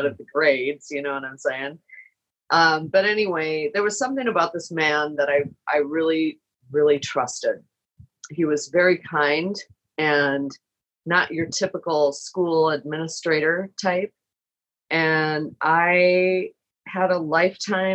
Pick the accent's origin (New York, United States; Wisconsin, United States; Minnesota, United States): Minnesota, United States; Minneapolis; moved away as an adult; also born or lived in Chicago; I had moved to Chicago to be with my husband. I'm from Minneapolis.